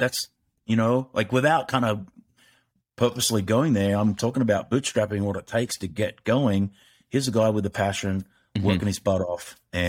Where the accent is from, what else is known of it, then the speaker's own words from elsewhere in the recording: Australia; moved away; I blame that on being Australian.